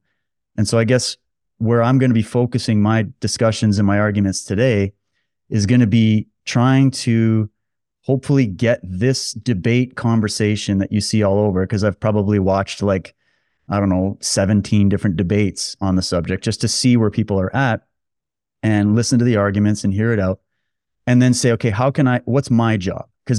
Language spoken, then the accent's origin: English; Canada; I'm not a Jewish person. I'm not a Muslim person. I'm just a Canadian guy born and raised here.